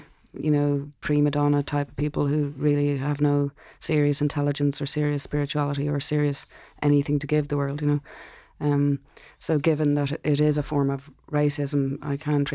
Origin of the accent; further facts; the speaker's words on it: Ireland; growing up in Ireland